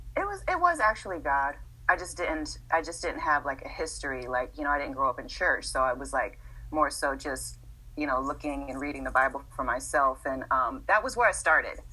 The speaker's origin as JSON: {"language": "English", "town": "Los Angeles", "region": "California", "country": "United States", "tie": "born or raised there", "also_born_or_lived": "Massachusetts", "said": "we stayed in in LA from the sixth grade to today"}